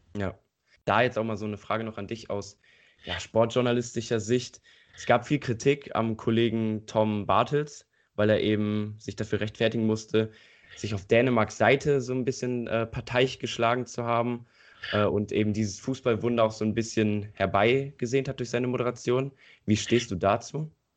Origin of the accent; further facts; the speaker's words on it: Eifel, Germany; Hier in der Eifel, wo ich herkomme